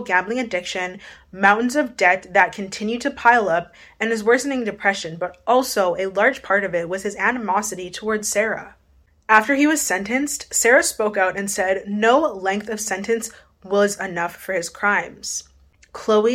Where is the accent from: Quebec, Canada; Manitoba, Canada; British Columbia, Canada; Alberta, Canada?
Manitoba, Canada; Winnipeg; I'm from Winnipeg